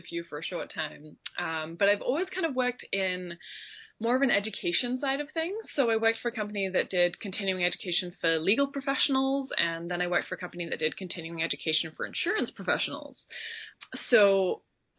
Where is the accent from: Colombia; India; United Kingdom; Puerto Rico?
United Kingdom; Royal Leamington Spa, West Midlands; moved away as an adult; now in Vancouver, Canada; I grew up in the Midlands in a little town very pretentiously named Royal Leamington Spa.